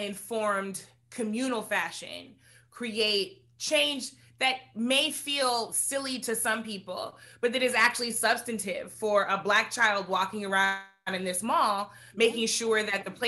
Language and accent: English; St. Louis, Missouri, United States; growing up in St. Louis is, you know, a mid-sized city with a small town feel